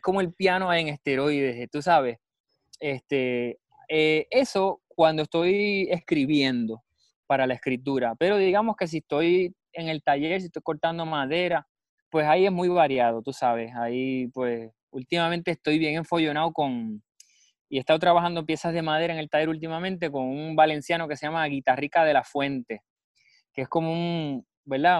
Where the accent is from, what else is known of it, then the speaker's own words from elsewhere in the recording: Puerto Rico; En nuestra historia puertorriqueña